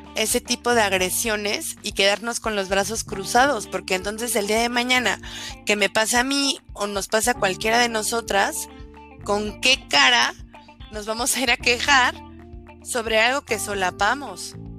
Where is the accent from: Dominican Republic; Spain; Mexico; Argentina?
Mexico; Álvaro Obregón, Mexico City; Pau y yo y las demás eh, compañeras que conformamos la red somos oriundas de Álvaro Obregón, nacimos en Álvaro Obregón y hemos vivido aquí toda nuestra vida